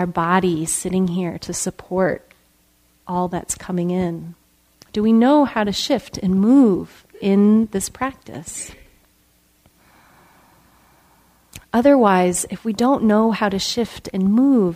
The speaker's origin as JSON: {"language": "English", "area": "just outside of Chicago", "region": "Illinois", "country": "United States", "tie": "born or raised there", "said": "I grew up in Illinois, and just outside of Chicago"}